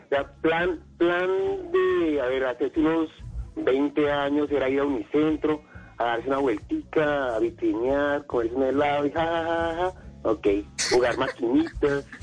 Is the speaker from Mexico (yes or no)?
no; Bogotá, Colombia; Soy, soy bogotano y vivo en Bogotá, sí, ok.